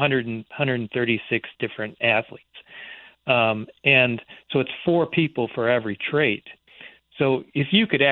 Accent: Michigan, United States; I grew up in Michigan

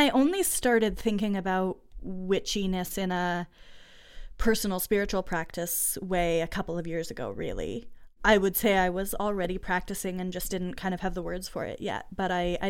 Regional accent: Massachusetts, United States; also born or lived in rural Ontario, Canada; So before I grew up in Massachusetts, I lived in rural Ontario outside of Ottawa. And that was really where my country kid upbringing was.

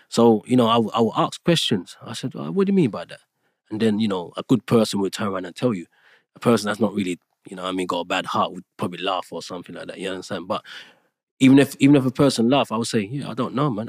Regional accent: Jamaica; moved away; I was born in Jamaica

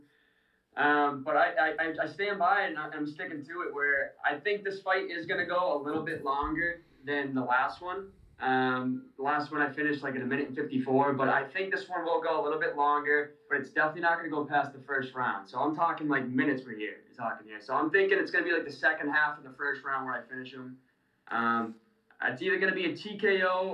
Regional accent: Dracut, Massachusetts, United States; my hometown, Drakett

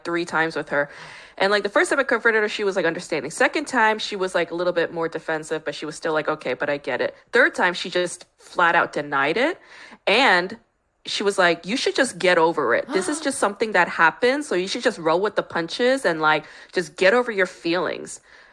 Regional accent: New York, United States; now in Los Angeles, United States; I grew up in New York

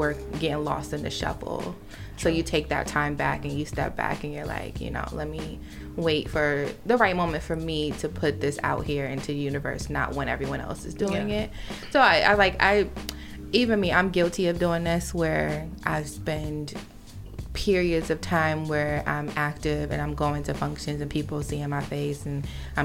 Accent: Philadelphia, Pennsylvania, United States; now in New York, United States; my hometown, Philly

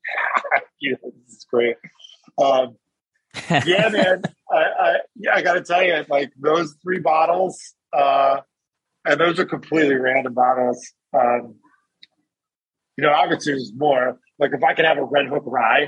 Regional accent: New Jersey, United States; moved away; I'm from New Jersey originally

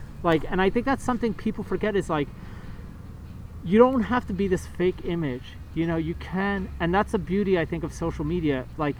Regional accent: New York City, New York, United States; I grew up in New York City in the late 80s, early 90s.

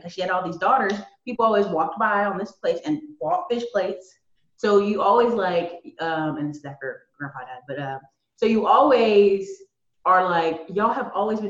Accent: North Carolina, United States; also born or lived in Alaska / Tennessee / Maryland; So a lot of people know I'm from the Carolinas, but I was a military kid, so I lived in Alaska. Lived in Tennessee, lived in Maryland a bit, but mostly North Carolina.

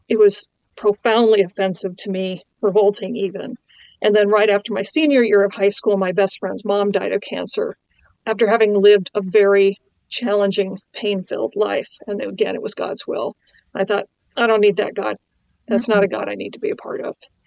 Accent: Pacific Northwest, United States; moved away; also born or lived in Champaign County; I grew up in the Pacific Northwest, which is the least churched part of the United States

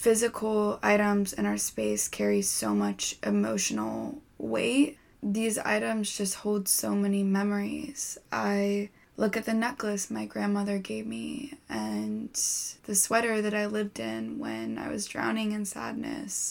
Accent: California, United States; my entire childhood growing up in California

